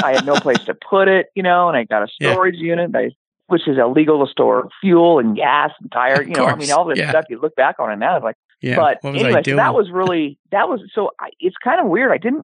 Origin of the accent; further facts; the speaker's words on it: Yakima, Washington, United States; moved away as an adult; also born or lived in Tacoma, Washington / California; now in Portland, United States; I was born and raised in Yakima, Washington